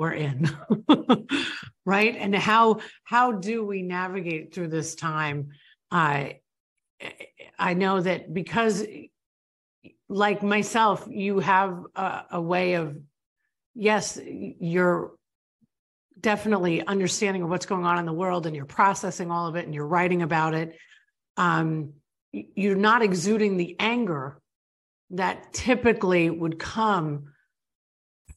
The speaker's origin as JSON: {"language": "English", "region": "New York", "country": "United States", "tie": "born or raised there", "moved": "as an adult", "lives_now": "Florida, United States", "said": "I grew up in New York. I grew up in a totally different world than where I live today."}